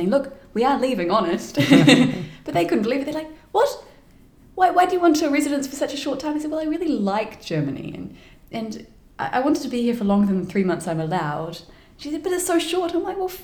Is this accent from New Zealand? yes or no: yes; New Zealand; as a New Zealander